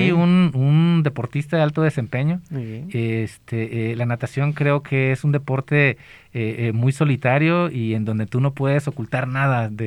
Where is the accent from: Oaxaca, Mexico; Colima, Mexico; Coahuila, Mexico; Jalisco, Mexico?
Colima, Mexico; moved away; yo soy del, estado de Colima